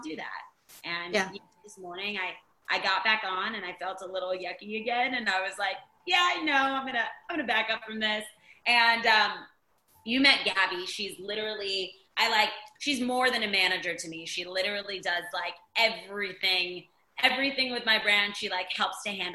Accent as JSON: {"language": "English", "town": "Virginia Beach", "region": "Virginia", "country": "United States", "tie": "born or raised there", "said": "we grew up in Virginia Beach"}